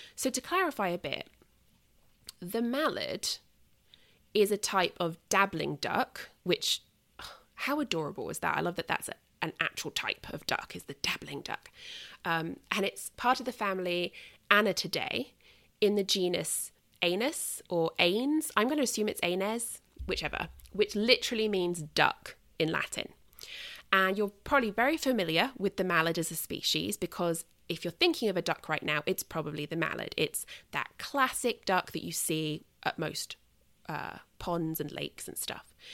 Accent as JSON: {"language": "English", "country": "United Kingdom", "said": "as a Brit"}